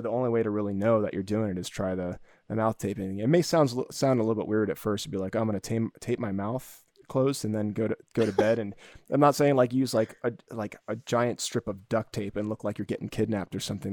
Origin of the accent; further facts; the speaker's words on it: Florida, United States; When I was a kid growing up in Florida